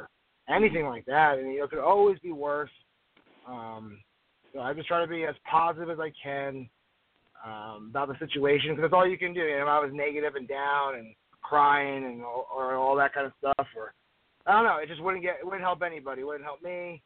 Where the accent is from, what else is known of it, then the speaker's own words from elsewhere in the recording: New Jersey, United States; moved away as an adult; when I was younger, I grew up in New Jersey